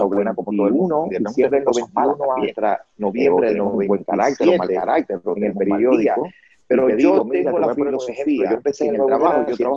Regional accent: Cuba; moved away as an adult; now in United States; soy cubano

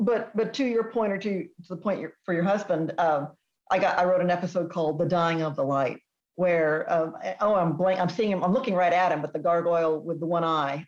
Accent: Texas, United States; I grew up in Texas

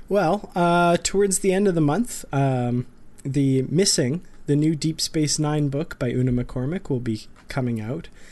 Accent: Grand Prairie, Alberta, Canada; back here in my hometown of Grand Prairie, Alberta, far up north

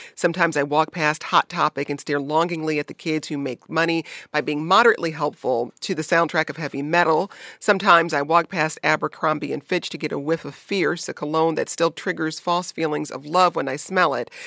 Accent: Detroit, Michigan, United States; I grew up in Detroit

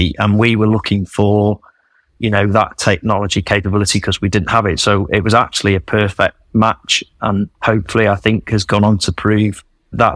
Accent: Manchester, North West England, United Kingdom; moved away as an adult; also born or lived in Australia; I was born and bred in Manchester

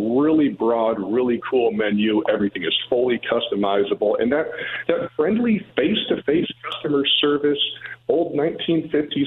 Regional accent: Akron, Ohio, United States; I grew up in Akron

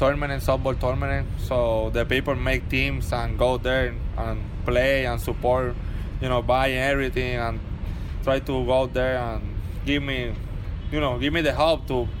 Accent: Puerto Rico; born or raised there; moved away as an adult

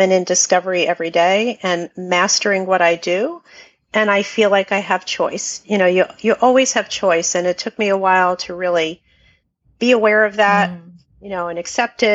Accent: New Jersey, United States; now in Pennsylvania, United States; I am a Jersey girl. I was born in Jersey

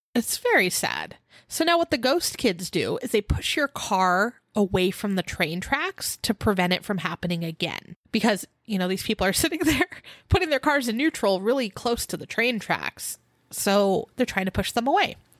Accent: California, United States; we're from California

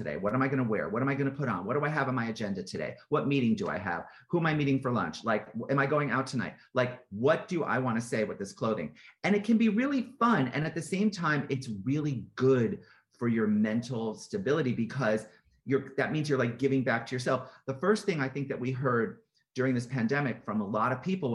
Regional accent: West Hartford, Connecticut, United States; my mom had a clothing store when I was growing up in West Hartford, Connecticut

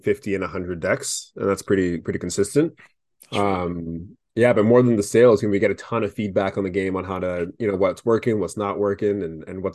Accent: Vancouver, British Columbia, Canada; We're actually all from Vancouver

